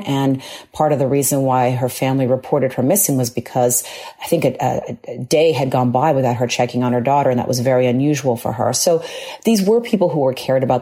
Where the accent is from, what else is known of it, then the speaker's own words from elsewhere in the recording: Long Island, New York, United States; Born and raised on Long Island